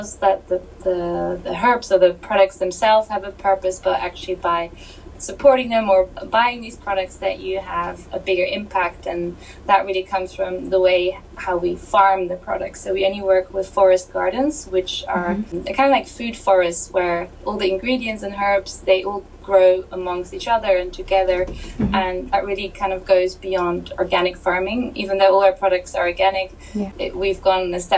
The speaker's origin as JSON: {"language": "English", "country": "Germany", "tie": "born or raised there", "also_born_or_lived": "Australia", "moved": "as an adult", "said": "I was born in Australia actually, and I moved to Germany when I was 6, and so yeah, I lived in Germany from 6 to 18, so that really is kind of the majority of my upbringing"}